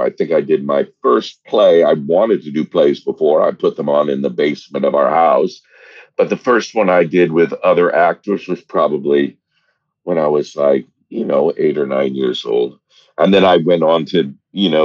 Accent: Monmouth, Oregon, United States; I grew up in Oregon. Most of my childhood in a little town of between 2,000 and 3,000 people called Monmouth, Oregon, with one stoplight.

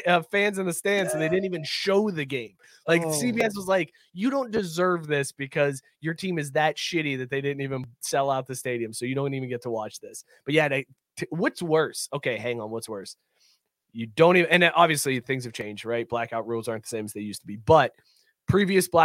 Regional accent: Ohio, United States; I'm from Ohio

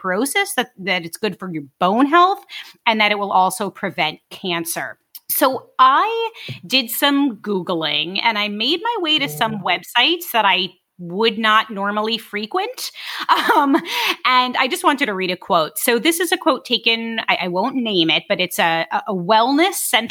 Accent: New York City, New York, United States; I'm from Brooklyn.

